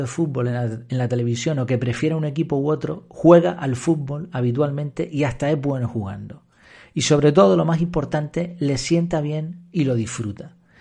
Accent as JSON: {"language": "Spanish", "town": "Madrid", "region": "Community of Madrid", "country": "Spain", "tie": "born or raised there", "said": "Yo, por ejemplo, nací en Madrid"}